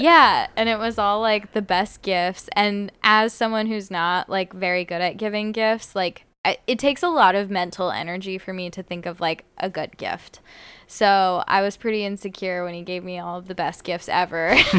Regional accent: Las Vegas, Nevada, United States; growing up in Vegas

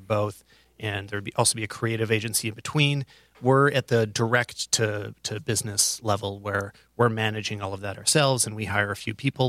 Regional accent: Calgary, Alberta, Canada; my hometown of, uh, Calgary

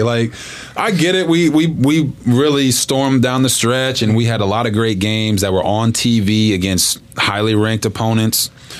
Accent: Copperas Cove, Texas, United States; I come from Copper's Cove, Texas, where football's king.

